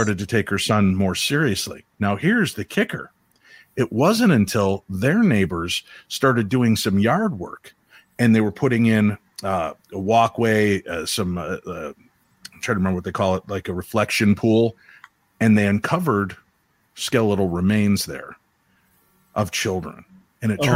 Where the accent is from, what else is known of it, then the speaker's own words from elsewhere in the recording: Illinois, United States; I grew up in Illinois